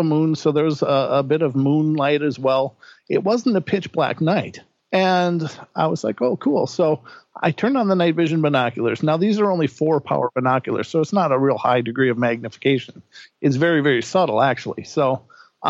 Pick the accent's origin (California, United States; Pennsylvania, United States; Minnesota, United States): Minnesota, United States; moved away as an adult; now in Idaho, United States; I'm from Minnesota